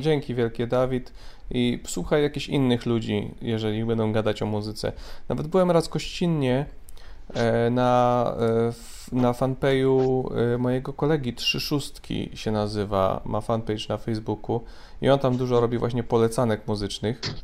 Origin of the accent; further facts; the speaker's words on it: Mrągowo, Warmian-Masurian Voivodeship, Poland; moved away; Ja jestem z Mrągowa oryginalnie, z Mazur.